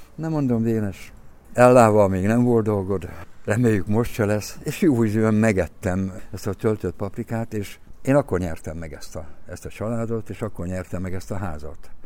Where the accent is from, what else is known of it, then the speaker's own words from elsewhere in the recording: Miskolc, Borsod-Abaúj-Zemplén, Hungary; moved away as an adult; now in Budapest, Hungary; Én Miskolci ember vagyok, Miskolci születésű, bár szegény családban nőttem föl